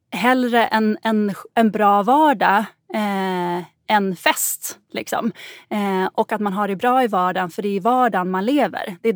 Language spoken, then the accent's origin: Swedish; Gotland, Sweden; Jag är uppväxt på Gotland och då var det liksom bara de rika barnen som hade råd att åka till fjällen när